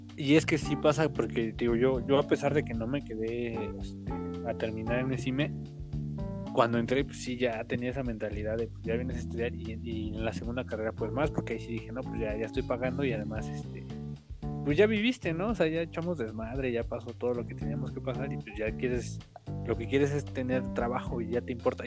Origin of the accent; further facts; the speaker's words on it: Tultitlán, State of Mexico, Mexico; yo soy de Tultitlán